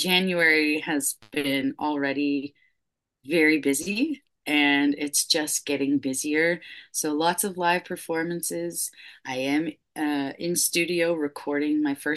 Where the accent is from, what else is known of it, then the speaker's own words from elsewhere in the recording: Westchester, Nova Scotia, Canada; now in Windsor, Canada; where I was raised in Westchester